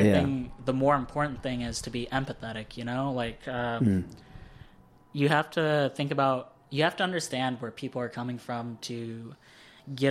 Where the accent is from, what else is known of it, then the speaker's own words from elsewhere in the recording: Tennessee, United States; now in Los Angeles, United States; I grew up in Tennessee